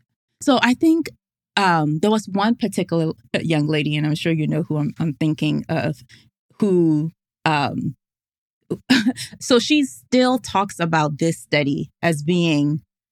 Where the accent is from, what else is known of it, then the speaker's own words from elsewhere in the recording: Ghana; English is a second language; So when I said tea and theology, I'm Ghanaian. So I was thinking hot tea, and they were like, "No, we want sweet tea."